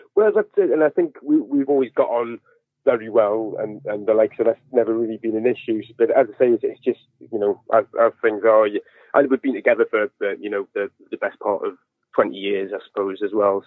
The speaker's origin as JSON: {"language": "English", "area": "northeast coast of England", "region": "North East England", "country": "United Kingdom", "said": "I'm from the northeast coast of England"}